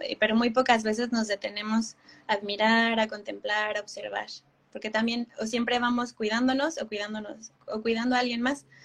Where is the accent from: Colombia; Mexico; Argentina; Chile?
Mexico; Querétaro; mi ciudad natal, que es Querétaro